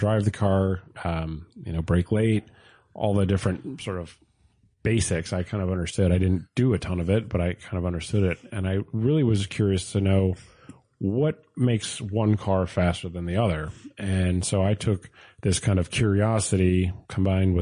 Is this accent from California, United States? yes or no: no; Port Jefferson, New York, United States; I grew up in Port Jeff